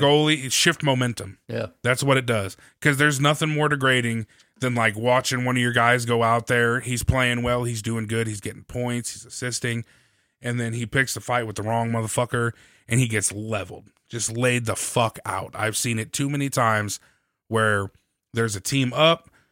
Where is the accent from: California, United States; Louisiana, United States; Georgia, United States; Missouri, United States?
Missouri, United States; St. Louis; I come from St. Louis